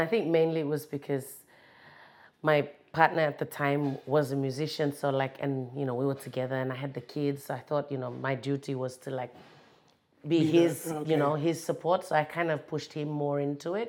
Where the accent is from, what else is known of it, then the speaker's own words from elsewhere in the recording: Kokopo, East New Britain, Papua New Guinea; also born or lived in Australia; I'm based in Kokopo, you know, born there, grew up there